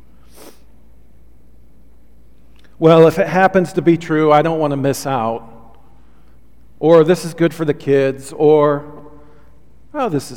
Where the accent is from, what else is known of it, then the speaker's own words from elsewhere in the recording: Olympia, Washington, United States; growing up in Olympia, Washington, we had a pretty big piece of property